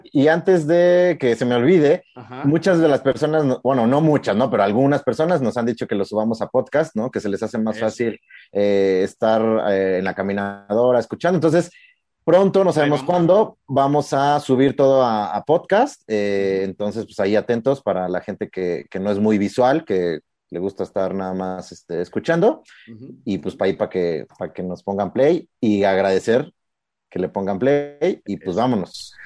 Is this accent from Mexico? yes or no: yes; Mexico; como, como mexicanos